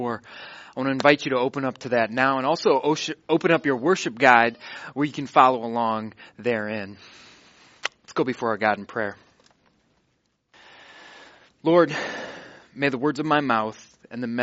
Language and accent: English; Watertown, Wisconsin, United States; I'm in Watertown, Wisconsin, my hometown.